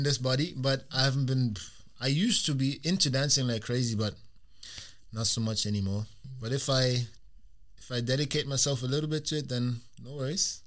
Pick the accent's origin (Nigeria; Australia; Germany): Germany; now in Glasgow, United Kingdom; I grew up in Germany.